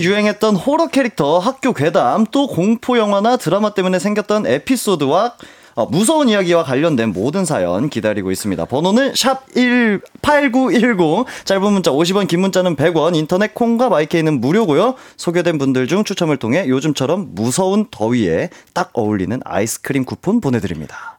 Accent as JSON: {"language": "Korean", "region": "Jeju", "country": "South Korea", "tie": "born or raised there", "moved": "yes", "said": "제 고향을 다녀왔어요"}